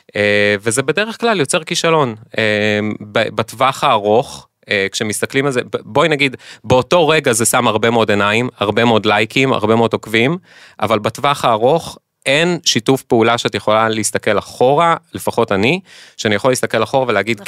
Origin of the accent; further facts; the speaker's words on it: Israel; בתור ישראלים